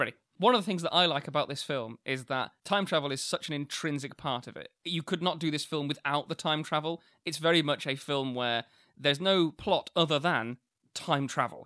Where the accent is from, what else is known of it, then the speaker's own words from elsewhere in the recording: New Zealand; moved away; my hometown, which I would call a small town